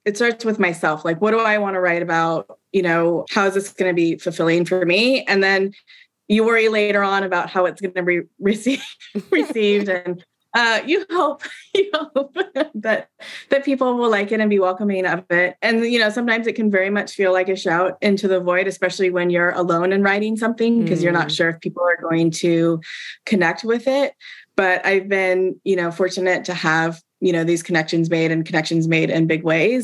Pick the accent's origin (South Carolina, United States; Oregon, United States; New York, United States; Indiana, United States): Oregon, United States; Portland; I grew up in Portland. I grew up on the West Coast